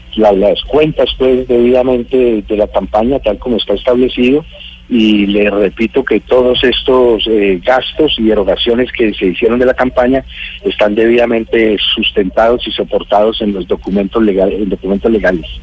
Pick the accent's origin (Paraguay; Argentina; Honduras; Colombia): Colombia; como ciudadanos colombianos